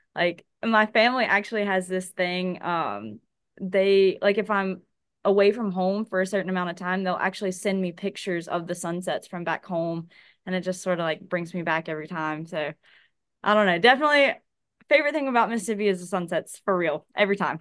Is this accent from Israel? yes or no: no; Hattiesburg, Mississippi, United States; also born or lived in Wayne County, Mississippi; now in Biloxi, United States; born and raised in Hattiesburg, Mississippi